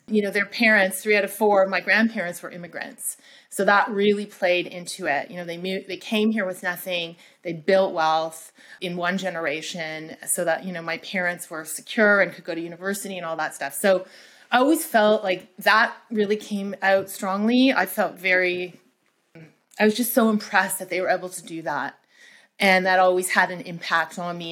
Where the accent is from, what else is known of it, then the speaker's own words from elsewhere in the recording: Toronto, Ontario, Canada; I am from Canada, by the way, from Toronto